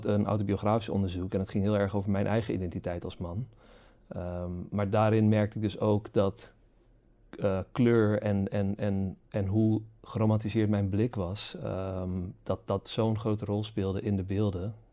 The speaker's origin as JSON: {"language": "Dutch", "country": "Curaçao", "tie": "born or raised there", "moved": "as an adult", "said": "Zeker, zeker, ja. Het is ook, uh, het is ook laat zeggen, op zich alles wat ik ook ken, eh, heeft zich ook daar natuurlijk afgespeeld."}